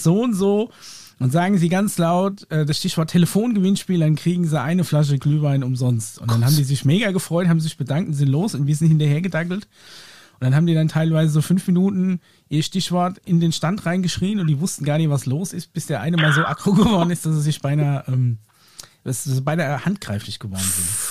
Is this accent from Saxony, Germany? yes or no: no; Aschaffenburg, Bavaria, Germany; Bei uns in Aschaffenburg